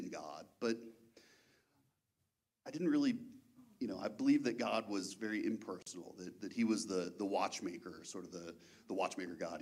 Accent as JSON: {"language": "English", "town": "Baltimore", "region": "Maryland", "country": "United States", "tie": "born or raised there", "said": "I was born and raised in Baltimore, Maryland, in and around Baltimore, Maryland"}